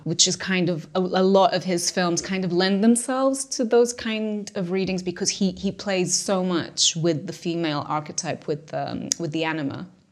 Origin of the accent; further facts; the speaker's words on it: Lisbon, Portugal; moved away as an adult; also born or lived in London; I grew up in Portugal, specifically Lisbon.